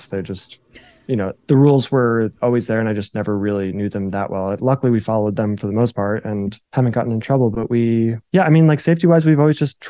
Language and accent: English; New Jersey, United States; I'm like from New Jersey